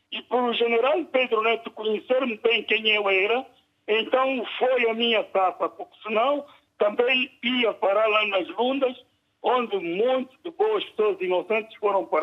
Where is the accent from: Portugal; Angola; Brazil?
Angola; Catepa, Malanje; now in Luanda, Angola; eu vivo eh, já em Luanda quase dos anos 70 e tal, eu sou da Catepa, uhum. sou filho do senhor Américo da Silva